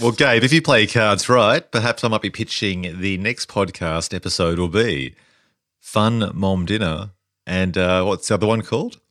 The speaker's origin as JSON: {"language": "English", "country": "Australia", "said": "us as Australians"}